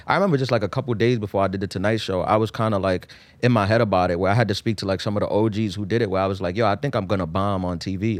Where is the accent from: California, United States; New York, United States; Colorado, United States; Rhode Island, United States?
New York, United States; New York City; also born or lived in Queens, New York; I was born in East New York, too. I grew up in East New York. I moved to Queens when I was eleven